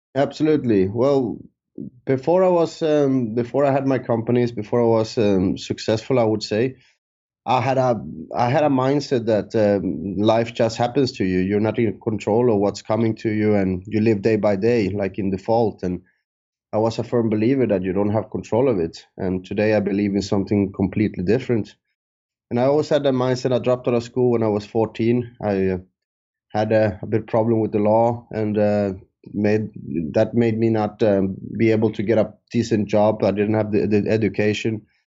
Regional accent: Sweden; moved away as an adult; also born or lived in San Andrés, Colombia; now in Thailand; I moved to Sweden when I was three years old

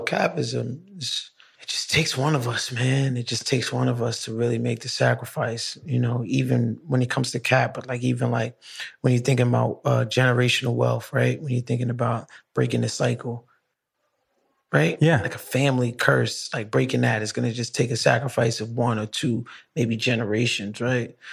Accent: New York City, New York, United States; I'm from downtown Brooklyn

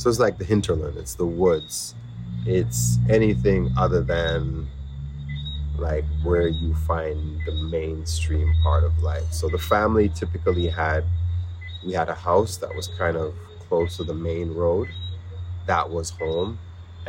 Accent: Winnipeg, Manitoba, Canada; now in Jamaica; growing up where I grew up in Winnipeg

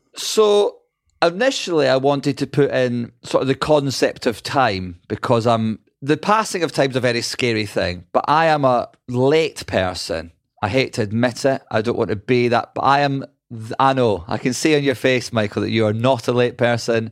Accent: Scotland, United Kingdom; I'm Scottish

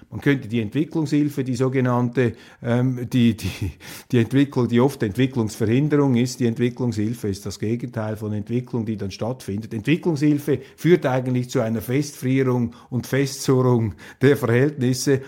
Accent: Switzerland; als Schweizer

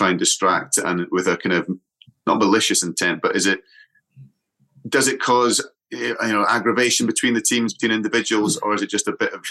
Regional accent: Scotland, United Kingdom; moved away; also born or lived in Western Australia; Actually, I'm Scottish

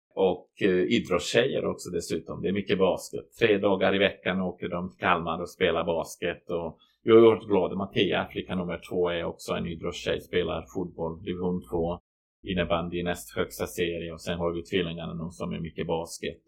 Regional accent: Banja Luka, Republika Srpska, Bosnia & Herzegovina; Swedish is a second language; moved away as an adult; now in Borgholm, Sweden; jag är kroat från Bosnien

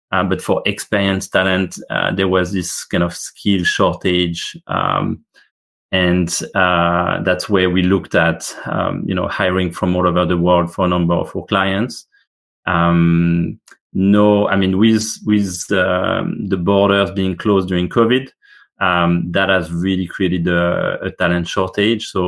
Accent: Australia; no, I'm Australian. I can say that, you know, the um, Medicare system is, you know, very very generous.

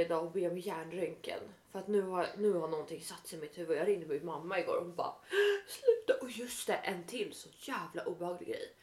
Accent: Italy; moved away

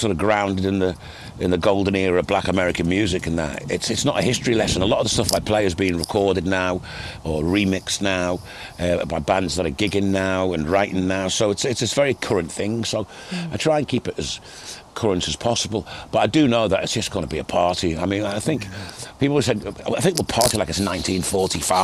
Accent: Liverpool, North West England, United Kingdom; I kind of had a different musical journey than a lot of my contemporaries growing up in Liverpool at the time

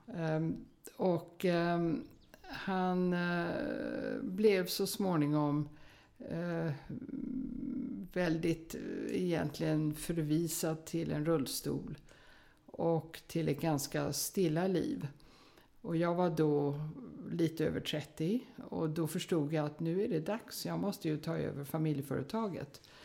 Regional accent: United States; moved away; jag hade då ridit en hel del på westernhästar i USA där jag växte upp

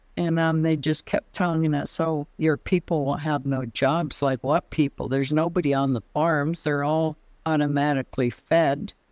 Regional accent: Cape Mudge Reserve, British Columbia, Canada; I'm an elder from the Cape Mudge Reserve, which is the Wewakai Band

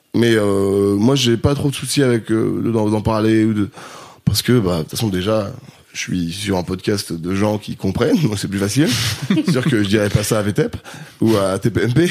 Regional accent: Grenoble, Auvergne-Rhône-Alpes, France; now in Paris, France; j'ai grandi à Grenoble

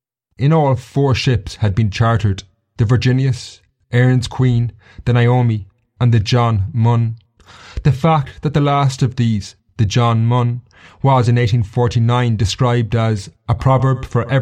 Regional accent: Castlecomer, Leinster, Ireland; my hometown of Castlecomer

